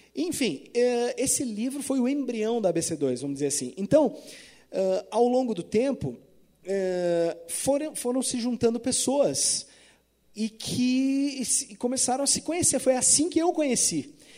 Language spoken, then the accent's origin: Portuguese; Porto Alegre, Rio Grande do Sul, Brazil; now in Florianópolis, Brazil; Eu sou de Porto Alegre, né? Eu moro em Floripa, mas eu sou originalmente de Porto Alegre